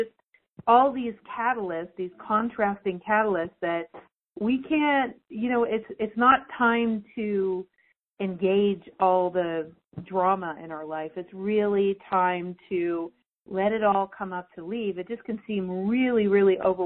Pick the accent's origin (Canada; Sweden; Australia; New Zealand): Canada; I'm Canadian